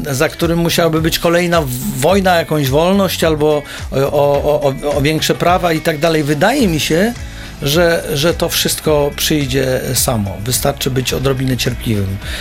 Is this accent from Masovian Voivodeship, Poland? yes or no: yes; Pionki, Masovian Voivodeship, Poland; moved away; also born or lived in Warsaw; pochodzę z małego miasteczka, z Pionek, y, niedaleko Radomia, to jak byłem małym chłopakiem